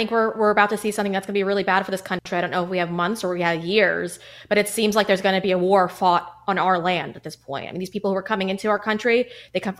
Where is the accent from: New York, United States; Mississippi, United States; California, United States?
New York, United States; Huntington; born or raised there